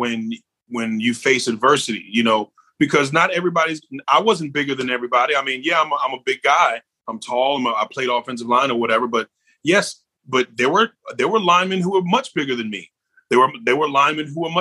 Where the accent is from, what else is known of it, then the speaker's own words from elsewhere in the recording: New York, United States; I'm a New Yorker